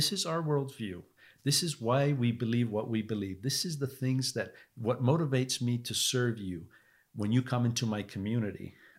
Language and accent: English; England, United Kingdom; Oh, yeah. I mean, so I'm from England, right?